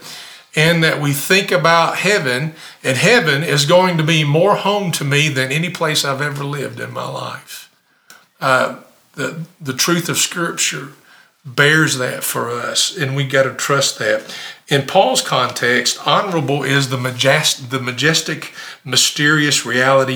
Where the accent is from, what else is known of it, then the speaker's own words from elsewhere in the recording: Campbellsville, Kentucky, United States; also born or lived in Decatur, Illinois / Elberfeld, Indiana / Maryville, Tennessee / Somerset, Kentucky; when I was seven, we moved to Kentucky. Now, I'm not native Kentuckian, but I'm a Kentucky boy. I grew up in Summersville, Camelsville, only a few miles apart